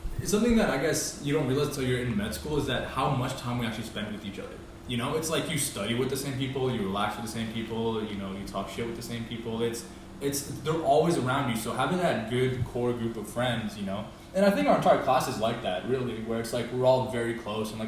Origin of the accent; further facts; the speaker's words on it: Florida, United States; us Floridians